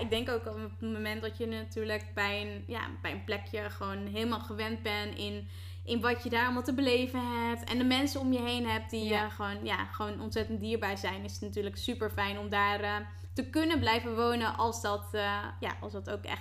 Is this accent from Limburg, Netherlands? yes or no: no; Harderwijk, Gelderland, Netherlands; ik kom uit Harderwijk.